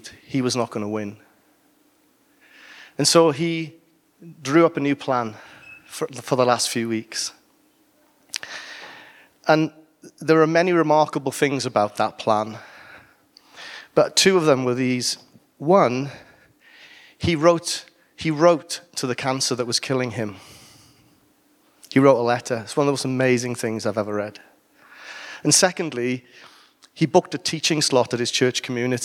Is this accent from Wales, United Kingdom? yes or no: yes; Wales, United Kingdom; I'm Welsh